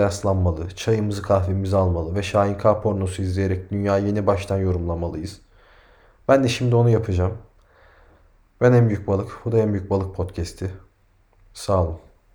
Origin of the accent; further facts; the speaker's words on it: Turkey; biz Türküz